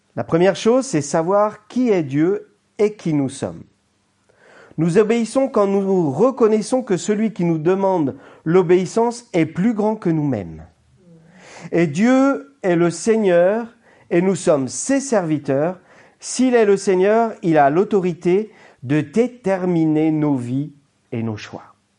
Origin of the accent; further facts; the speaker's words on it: Brittany, France; en tant que Français, et breton